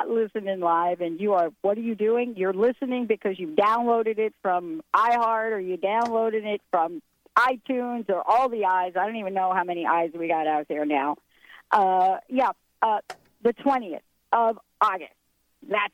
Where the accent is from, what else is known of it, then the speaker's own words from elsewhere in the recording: New York, United States; I'm from New York, but I have to say I'm from the Bronx.